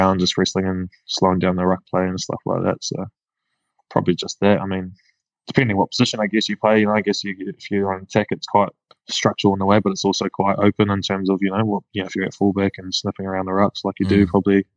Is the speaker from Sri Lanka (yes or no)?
no; Whangaparaoa, Auckland, New Zealand; also born or lived in North Shore, Auckland; I grew up in Whangapoa, so like about 40 minutes north of Auckland, the Hibiscus Coast